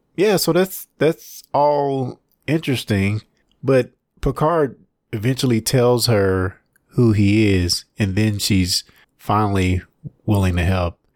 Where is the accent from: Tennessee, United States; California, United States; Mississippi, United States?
Mississippi, United States; I'm from Mississippi